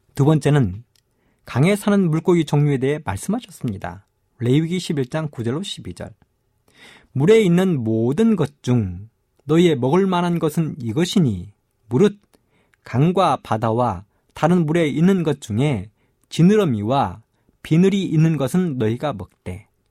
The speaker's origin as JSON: {"language": "Korean", "country": "South Korea", "tie": "born or raised there", "said": "어릴 적 저는 섬진강가에 살면서"}